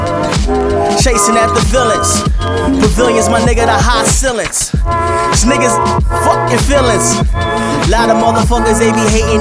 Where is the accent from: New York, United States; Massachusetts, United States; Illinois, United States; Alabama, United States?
New York, United States; I'm from New York